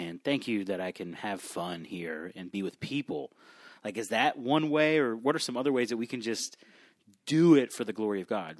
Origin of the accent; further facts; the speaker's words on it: South Florida, United States; I grew up in South Florida